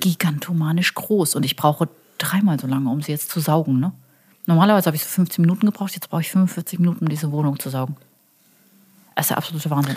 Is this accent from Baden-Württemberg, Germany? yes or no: yes; Karlsruhe, Baden-Württemberg, Germany; now in Cologne, Germany; ich bin aus Süddeutschland.